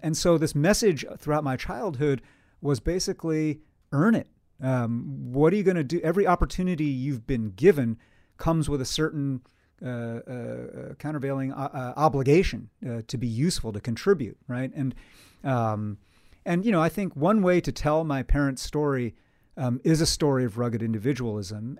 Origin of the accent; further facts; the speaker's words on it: Poughkeepsie, New York, United States; growing up in Poughkeepsie, New York, in the Hudson Valley